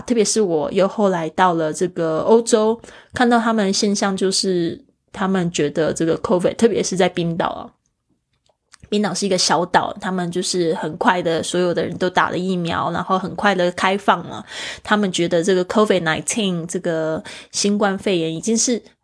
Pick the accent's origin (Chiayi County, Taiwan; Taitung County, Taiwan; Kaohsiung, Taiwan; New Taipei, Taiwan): Kaohsiung, Taiwan; 对于一个是生长在亚热带的地区的我，我从小住在高雄